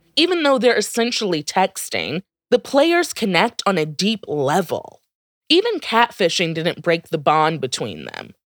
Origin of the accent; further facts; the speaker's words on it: United States; as an American